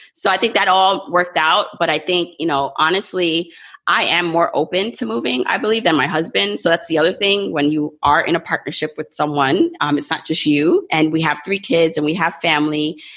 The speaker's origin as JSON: {"language": "English", "region": "New York", "country": "United States", "tie": "born or raised there", "also_born_or_lived": "Jamaica"}